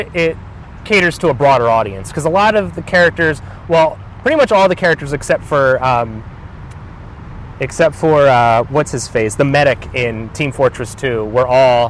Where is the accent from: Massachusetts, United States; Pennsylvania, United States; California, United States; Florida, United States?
Pennsylvania, United States; I grew up in a small suburb of Pennsylvania. I'm 29 years old.